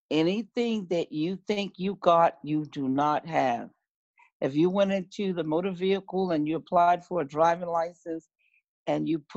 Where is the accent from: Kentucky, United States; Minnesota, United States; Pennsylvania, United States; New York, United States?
New York, United States; I'm a New Yorker from New York.